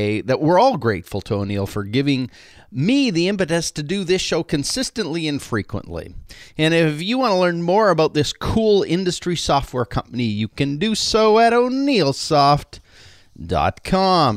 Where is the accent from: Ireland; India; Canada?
Canada; now in United States; I've been very obviously over the years a Canadian. Well, officially, last week, I became an American citizen